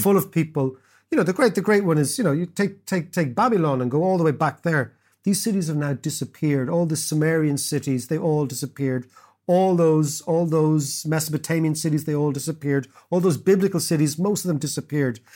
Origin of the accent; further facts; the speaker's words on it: Ireland; we in Ireland have a great elite overproduction system here called the Grind School